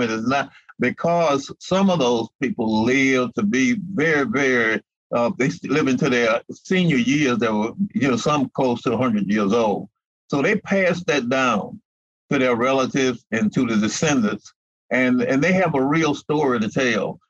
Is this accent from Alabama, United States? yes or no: yes; Mobile, Alabama, United States; ever since I've lived in Mobile and I was born in Mobile